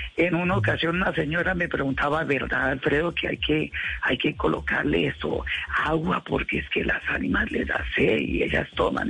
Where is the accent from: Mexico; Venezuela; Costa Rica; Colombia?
Colombia; Cúcuta, Norte de Santander; mi Cúcuta, o sea, a mi tierra natal